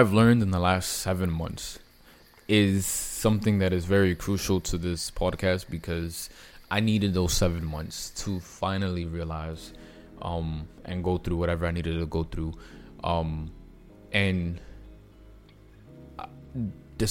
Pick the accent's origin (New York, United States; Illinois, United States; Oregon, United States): New York, United States; I'm from New York